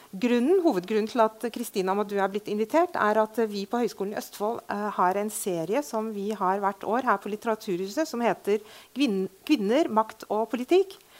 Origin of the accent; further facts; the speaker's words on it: Beirut, Beirut Governorate, Lebanon; also born or lived in Fredrikstad, Norway; now in Norway; jeg er født og oppvokst i Beirut. Ble Fredrikstad-jente etter krigen